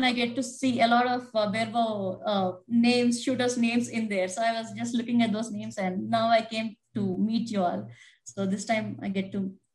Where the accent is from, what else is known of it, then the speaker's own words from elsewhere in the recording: India; also born or lived in Washington State; now in United States; I'm from originally from India